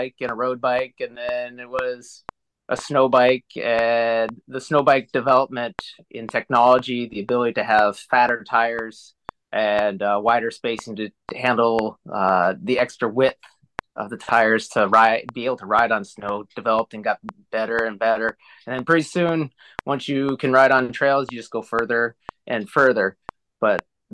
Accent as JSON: {"language": "English", "region": "Alaska", "country": "United States", "tie": "born or raised there", "said": "born and raised in Alaska. So I've been in Alaska all my life"}